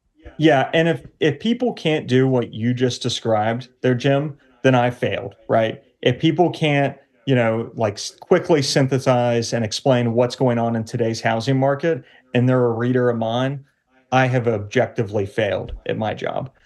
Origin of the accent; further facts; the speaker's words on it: Cincinnati, Ohio, United States; moved away as an adult; also born or lived in New York; my wife and I, who we are both from the Cincinnati area family-wise